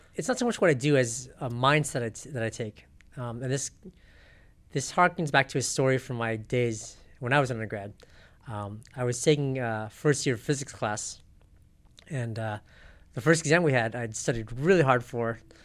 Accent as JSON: {"language": "English", "town": "South Pasadena", "region": "California", "country": "United States", "tie": "born or raised there", "also_born_or_lived": "Riverside, California / Sendai, Japan", "said": "I grew up in South Pasadena"}